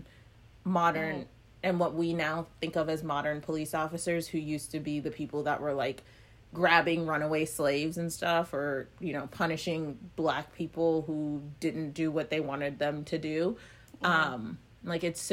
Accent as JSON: {"language": "English", "region": "Northern Virginia", "country": "United States", "tie": "born or raised there"}